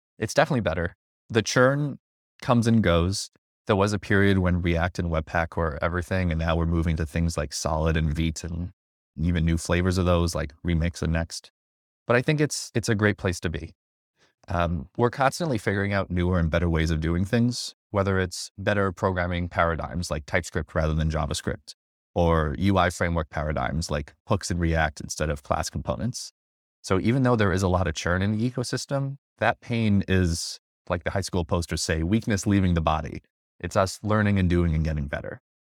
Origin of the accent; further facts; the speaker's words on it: upstate New York, United States; also born or lived in Seattle; now in New York City, United States; I grew up in New York, upstate, lived in Seattle for a few years, working at Microsoft as a front-end slash full-stack developer. Then I moved back to New York City